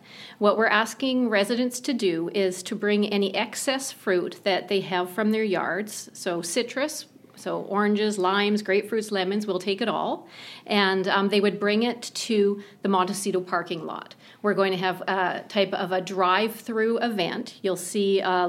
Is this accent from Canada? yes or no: yes; Canada; moved away; I'm from Canada